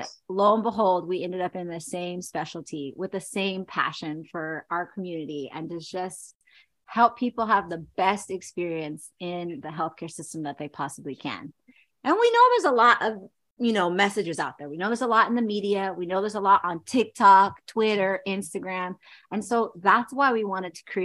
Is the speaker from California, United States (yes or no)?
yes; Chino, California, United States; also born or lived in Seattle, Washington; I grew up in Chino, California.